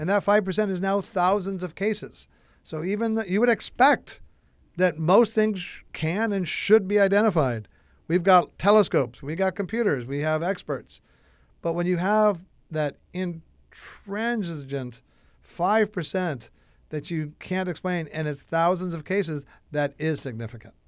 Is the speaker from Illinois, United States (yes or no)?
yes; Chicago, Illinois, United States; I'm from Chicago, Illinois, one state over from Missouri